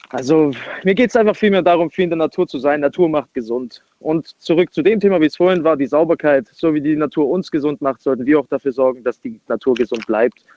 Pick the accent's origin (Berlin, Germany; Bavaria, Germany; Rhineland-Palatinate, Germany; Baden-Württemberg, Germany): Baden-Württemberg, Germany; ich komme aus der Nähe von Stuttgart.